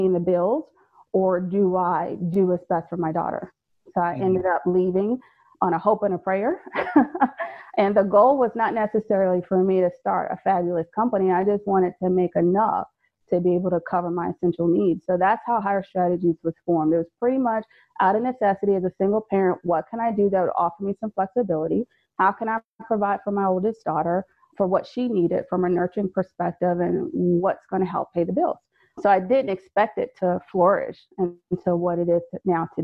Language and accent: English; Fayetteville, North Carolina, United States; moved away as an adult; also born or lived in Maryland; I'm originally from Fayetteville, North Carolina